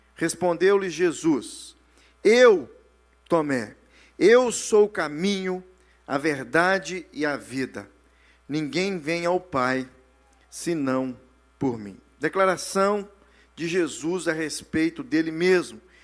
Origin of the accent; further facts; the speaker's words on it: Brazil; moved away; Nós que saímos do Brasil